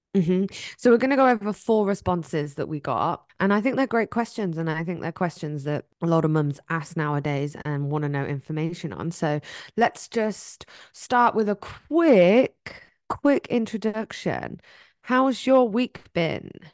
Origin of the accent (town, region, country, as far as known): England, United Kingdom; moved away